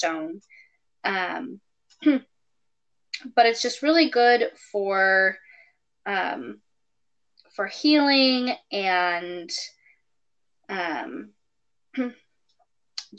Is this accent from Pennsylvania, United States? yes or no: no; California, United States; I'm a Californian